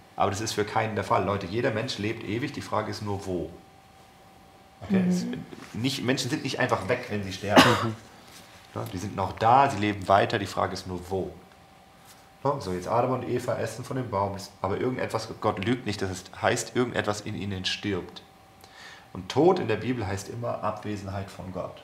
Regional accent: Germany; wir als Deutsche

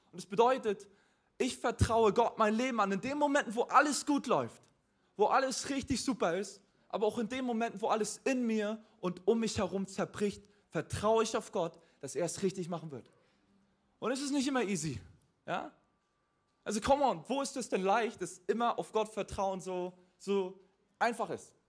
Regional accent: Mecklenburg-Vorpommern, Germany; now in Hamburg, Germany; also ich bin nicht christlich aufgewachsen. Ich komme ursprünglich aus Mecklenburg-Vorpommern.

